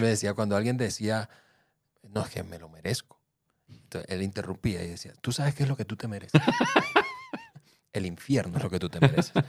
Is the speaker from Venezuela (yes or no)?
yes; Venezuela; now in Mexico; yo soy venezolano, yo soy del Caribe